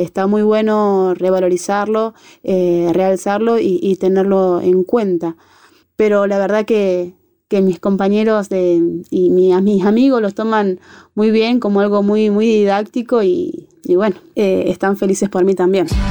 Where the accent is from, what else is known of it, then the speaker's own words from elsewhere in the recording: Córdoba, Argentina; mi Córdoba querida